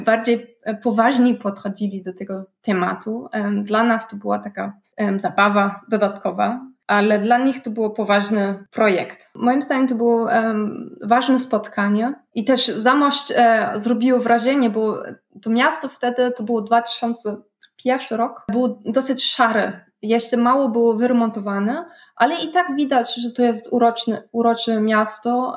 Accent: Berlin, Germany; ja pochodzę z Berlina

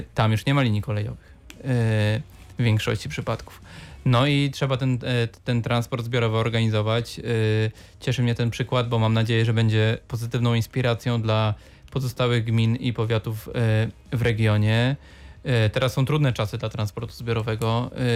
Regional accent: Wrocław, Lower Silesian Voivodeship, Poland; żyję w Bańce jako wrocławianin

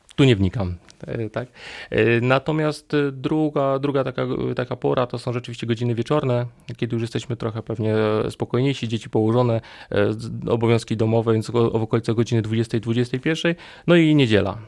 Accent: Silesian Voivodeship, Poland; moved away as an adult; now in Wrocław, Poland; z uchodzenia jestem Ślązakiem, ale przyjechałem tutaj na studia, na, na Politechnikę i tak już zostałem tutaj.

